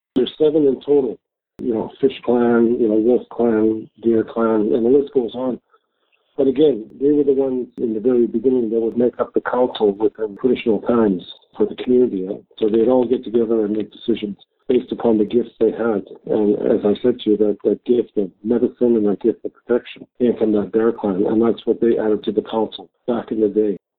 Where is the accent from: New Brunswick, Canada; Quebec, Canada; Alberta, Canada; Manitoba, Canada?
Manitoba, Canada; Winnipeg; I grew up in North End. I went to school here